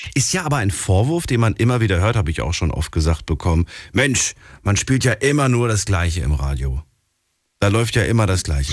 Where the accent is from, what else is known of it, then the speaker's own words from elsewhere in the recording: Hesse, Germany; ich komme ja auch aus Hessen